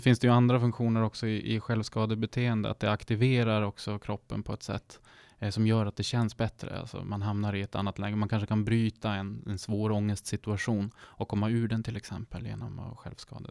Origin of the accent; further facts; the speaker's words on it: Sámi, Sápmi, Sweden; jag är ju själv same, men jag är också svensk.